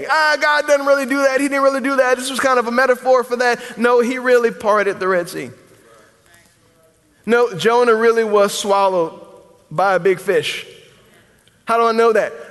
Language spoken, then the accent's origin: English; the South, United States; I'm a Christian because I'm from the South.